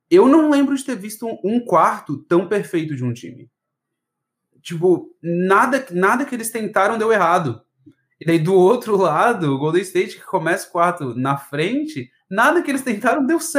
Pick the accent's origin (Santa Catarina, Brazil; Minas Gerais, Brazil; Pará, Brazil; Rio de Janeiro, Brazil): Santa Catarina, Brazil; Florianópolis; Eu sou daqui de Floripa, nascido e criado, assim, é, eu não tenho muito sotaque, que a, os meus pais não são da capital, né?